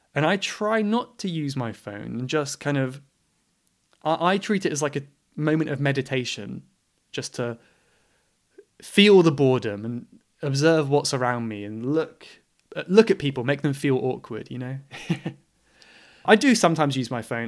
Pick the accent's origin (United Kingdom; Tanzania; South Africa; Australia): United Kingdom; England; I am English